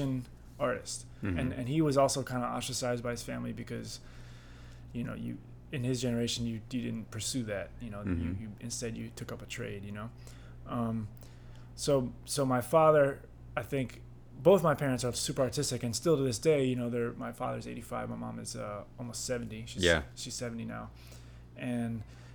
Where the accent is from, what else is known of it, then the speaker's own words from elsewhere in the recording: Goshen, New York, United States; now in New York City, United States; I'm from Hudson Valley in New York State. I grew up in a town called Goshen, New York